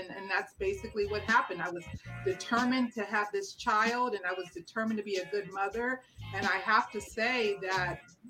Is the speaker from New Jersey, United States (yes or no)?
no; Los Angeles, California, United States; I grew up in South Central in the late 60s, early 70s. And back then, I mean, we grew up in a middle-class Black neighborhood